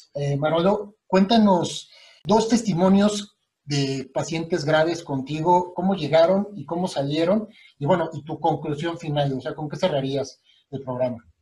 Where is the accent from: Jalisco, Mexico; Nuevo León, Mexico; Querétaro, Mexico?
Querétaro, Mexico; also born or lived in Mexico City; yo llegué de México a vivir a Querétaro